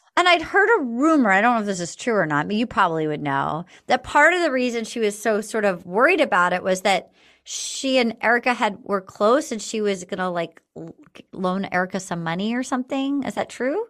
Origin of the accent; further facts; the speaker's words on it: East Coast, United States; I grew up on the East Coast